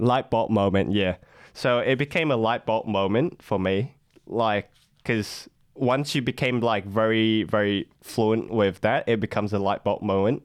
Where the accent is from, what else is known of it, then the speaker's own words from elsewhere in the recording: Vietnam; English is a second language; moved away as an adult; now in Australia; I grew up in Vietnam. I came here four years ago as an international student